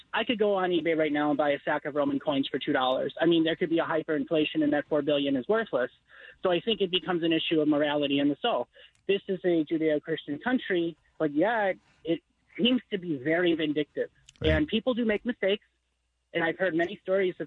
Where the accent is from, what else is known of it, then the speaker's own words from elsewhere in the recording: Chicago, Illinois, United States; moved away as an adult; now in Los Angeles area, United States; I'm from Chicago. I moved here a year ago.